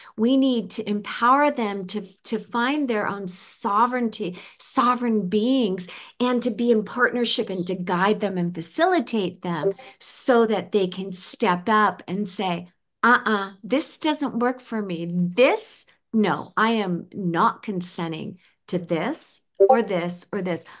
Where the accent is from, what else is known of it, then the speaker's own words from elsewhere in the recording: United States; Coming from the United States as an American